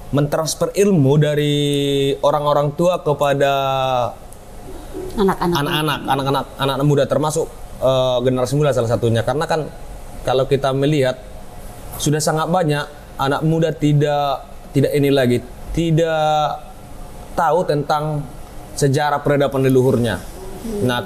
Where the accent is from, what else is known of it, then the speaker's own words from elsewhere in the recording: North Sumatra, Indonesia; karena bagi kami orang Batak itu wilayah adat, wilayah adat itu merupakan identitasnya.